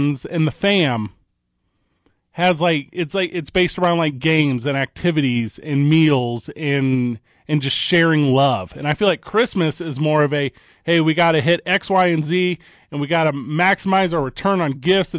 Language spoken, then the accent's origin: English; St. Louis, Missouri, United States; moved away; I'm from St. Louis.